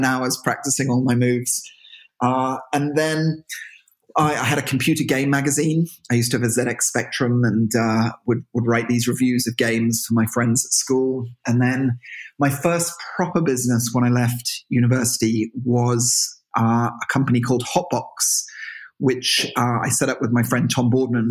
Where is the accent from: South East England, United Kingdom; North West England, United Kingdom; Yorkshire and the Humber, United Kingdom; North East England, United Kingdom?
South East England, United Kingdom; Marlow; moved away as an adult; also born or lived in Birmingham / London; now in Galway, Ireland; I grew up in a little town outside of London called Marlow, which is on the River Thames.